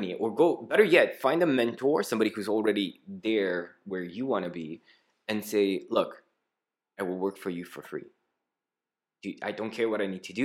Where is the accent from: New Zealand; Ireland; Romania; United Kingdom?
Romania; English is a second language; also born or lived in Greece; Why am I Romanian